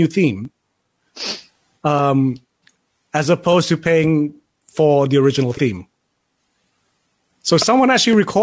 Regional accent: England, United Kingdom; I was growing up in England.

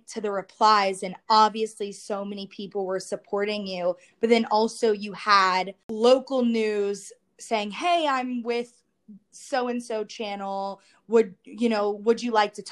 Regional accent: Baton Rouge, Louisiana, United States; We were both born and raised in Baton Rouge, same grade school, high school

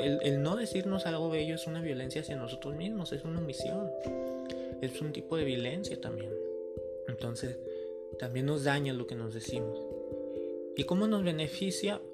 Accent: Mexico; como mexicanos, ¿verdad? Tenemos dichos

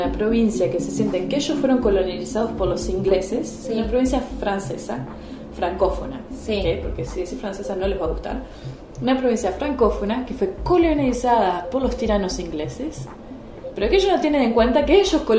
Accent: Uruguay; la gente me decía, ah, sos latina, y yo no, soy uruguaya. Para mí latino era la parte norte de América del Sur y América Central.

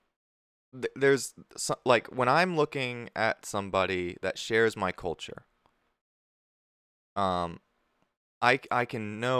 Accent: Tampa, Florida, United States; I'm from Tampa

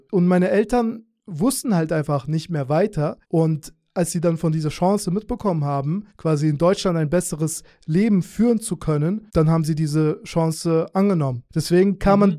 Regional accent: Azerbaijan; now in Germany; Und ich komme ursprünglich aus Aserbaidschan, aber ich habe jüdische Wurzeln. Deswegen wurden wir dann eingeladen und sind quasi jüdische Migranten.

